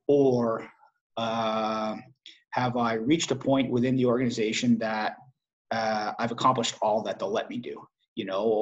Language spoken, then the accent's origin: English; New England, United States; And I'm from New England. So like you said, an original six team, the Boston Bruins, I was really excited to go and do that.